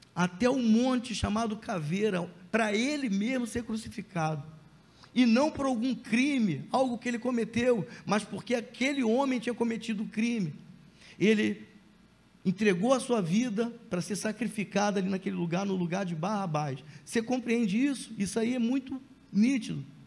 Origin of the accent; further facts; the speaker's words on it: Brazil; nós que somos brasileiros